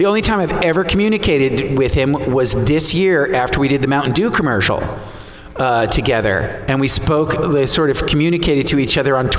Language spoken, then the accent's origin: English; New York City, New York, United States; I'm from New York City.